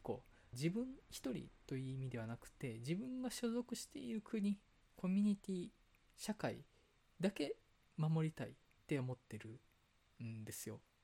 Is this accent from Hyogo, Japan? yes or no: yes; Awaji Island, Hyogo, Japan; 淡路島出身